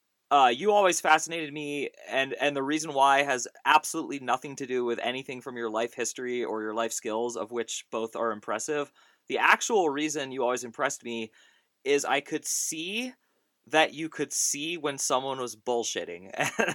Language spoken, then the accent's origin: English; United States; I'm an American born in 1981